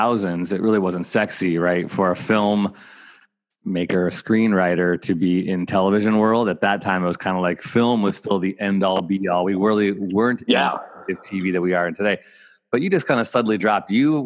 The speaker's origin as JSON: {"language": "English", "town": "Evanston", "region": "Illinois", "country": "United States", "tie": "born or raised there", "said": "I'm from Evanston, Illinois"}